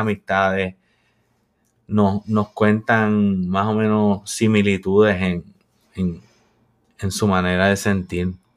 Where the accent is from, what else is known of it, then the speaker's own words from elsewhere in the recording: Puerto Rico; moved away as an adult; nosotros somos puertorriqueños